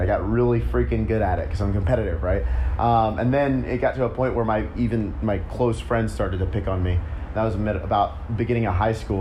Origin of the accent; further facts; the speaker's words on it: Memphis, Tennessee, United States; I grew up in Memphis, Tennessee.